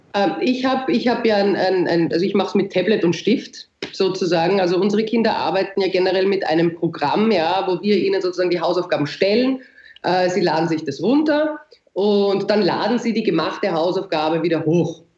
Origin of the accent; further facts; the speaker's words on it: Austria; also born or lived in Vienna; bei uns in Österreich